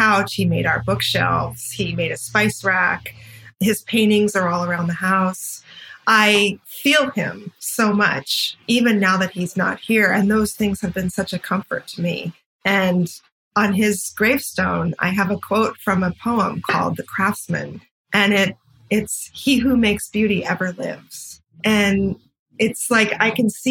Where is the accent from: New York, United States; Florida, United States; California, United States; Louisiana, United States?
California, United States; Santa Barbara; also born or lived in Los Angeles; I grew up in Santa Barbara